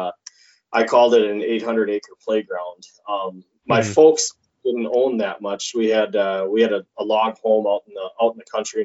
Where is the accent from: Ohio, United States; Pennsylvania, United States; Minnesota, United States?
Minnesota, United States; Wykoff; now in Detroit Lakes, United States; I grew up southeast of Rochester, a little teeny community called Wyckoff.